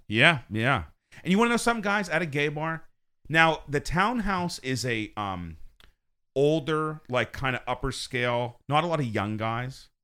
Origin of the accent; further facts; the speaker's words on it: Pennsylvania, United States; I'm from Pennsylvania